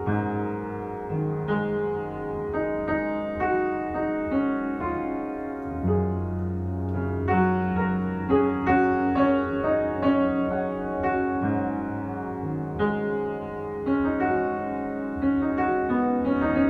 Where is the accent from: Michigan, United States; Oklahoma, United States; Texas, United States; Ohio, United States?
Michigan, United States; Ann Arbor; moved away; you're from Michigan, because I am too